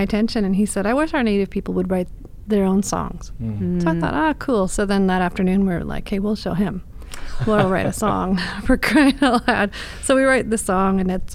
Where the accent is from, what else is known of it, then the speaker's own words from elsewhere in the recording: Prince George, British Columbia, Canada; also born or lived in Nadleh (Notle) First Nation community; she moved to Prince George, and then had me and my two brothers.